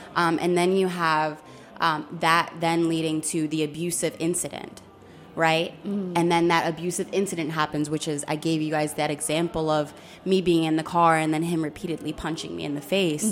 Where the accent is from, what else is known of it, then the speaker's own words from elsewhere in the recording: Philadelphia, Pennsylvania, United States; I was raised in North Philly